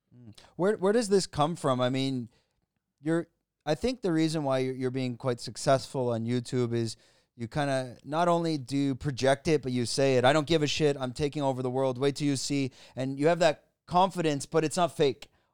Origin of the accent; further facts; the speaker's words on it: Canada; moved away as an adult; now in Thailand; I'm Canadian